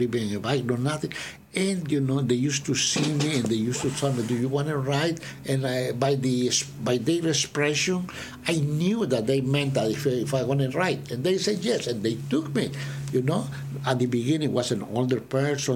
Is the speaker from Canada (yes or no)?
no; Peru; moved away as an adult; now in United States; I was born in Peru